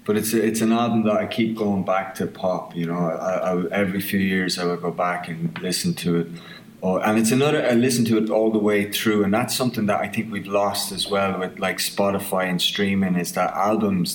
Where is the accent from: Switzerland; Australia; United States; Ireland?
Ireland; accent: southern Irish; moved away as an adult; now in Belfast, United Kingdom